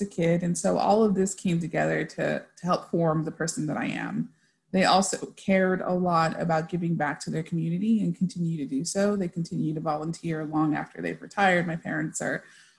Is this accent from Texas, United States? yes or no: yes; El Paso, Texas, United States; I grew up in El Paso, Texas. My family is originally from Mexico